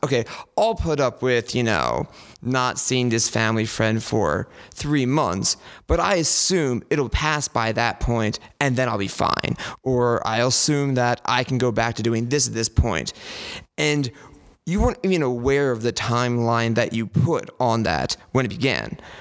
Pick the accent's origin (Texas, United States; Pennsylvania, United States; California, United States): Pennsylvania, United States; Glenside; I'm from St. Luke's in Glenside, which is just to the north of the city